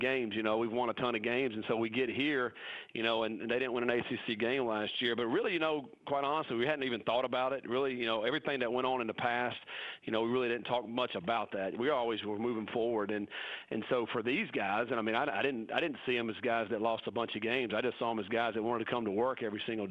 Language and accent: English; North Carolina, United States; moved away as an adult; that's my home state, and I love going back to North Carolina